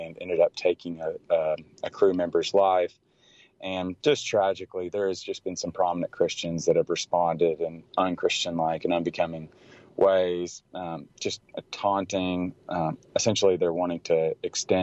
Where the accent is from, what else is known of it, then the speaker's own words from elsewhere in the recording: Tennessee, United States; now in Dallas, United States; I grew up in Tennessee